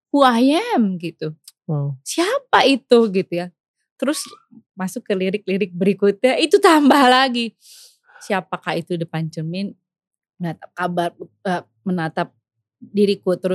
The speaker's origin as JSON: {"language": "Indonesian", "town": "Bandung", "region": "West Java", "country": "Indonesia", "tie": "born there", "said": "Gue lahir di sini"}